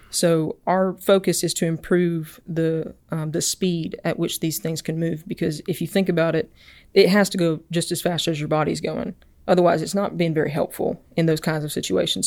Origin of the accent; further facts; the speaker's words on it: Enterprise, Alabama, United States; I'm originally from Enterprise, Alabama